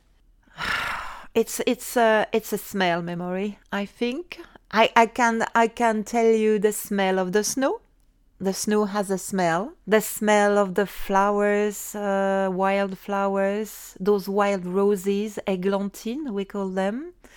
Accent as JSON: {"language": "English", "town": "Cruet", "region": "Auvergne-Rhône-Alpes", "country": "France", "tie": "born or raised there", "also_born_or_lived": "Northern France / Médoc, France", "accent": "Savoyard", "second_language": "English", "moved": "as an adult", "lives_now": "London, United Kingdom", "said": "Describe my little village, what it was like."}